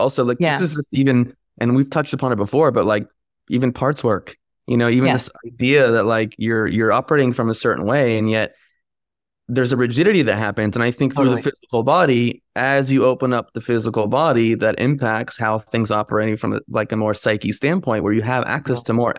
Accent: New Jersey, United States; I'm from Jersey. I say the fuck word often.

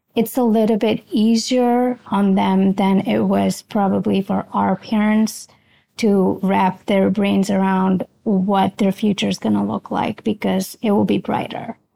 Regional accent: India; moved away as an adult; now in Philadelphia, United States; I was born in India, transitioned over here after high school.

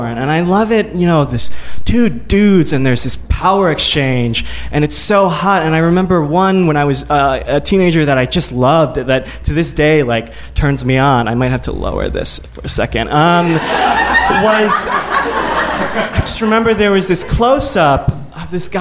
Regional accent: Midwest, United States; born or raised there

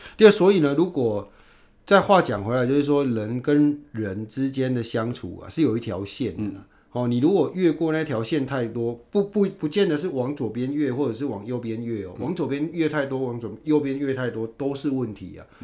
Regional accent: Yunlin County, Taiwan; moved away as an adult; also born or lived in Taipei; 我们云林那边

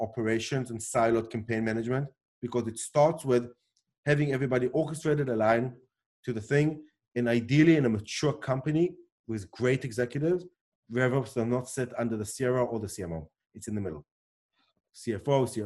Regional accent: South Africa; born or raised there; accent: weird accent, not an Israeli accent; moved away; also born or lived in Israel

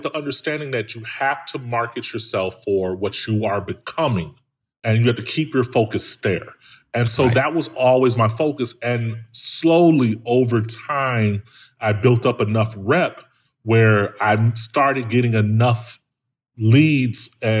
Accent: Chicago, Illinois, United States; Dude, I'm from Chicago, man, like from the hood.

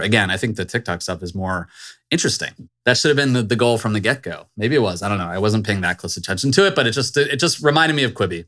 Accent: Virginia suburbs, United States; I grew up in the Virginia suburbs

